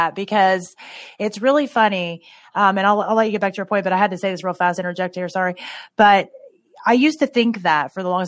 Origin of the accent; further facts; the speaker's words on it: Tennessee, United States; moved away as an adult; now in Ohio, United States; I grew up in Tennessee-ish, but just from 7 until when I graduated. And I live in Ohio now.